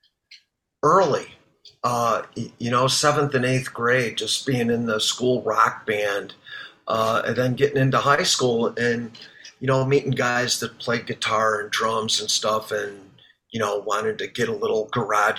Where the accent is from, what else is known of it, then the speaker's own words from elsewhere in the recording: Chicago, Illinois, United States; my hometown cover band, ARA